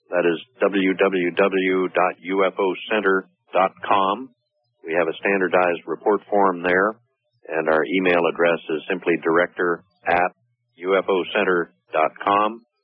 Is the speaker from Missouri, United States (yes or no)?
yes; Missouri, United States; Also, I was born in Missouri, so these things I have to see with my own eyes.